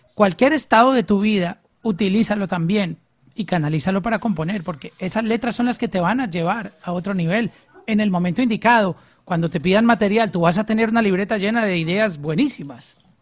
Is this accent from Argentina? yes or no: no; Colombia; soy colombiano